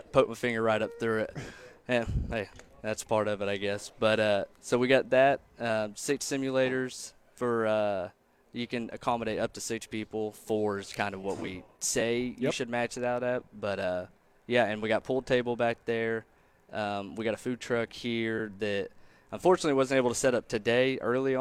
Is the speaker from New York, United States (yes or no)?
no; Chelsea, Oklahoma, United States; my brother and I both, you know, we grew up in Chelsea.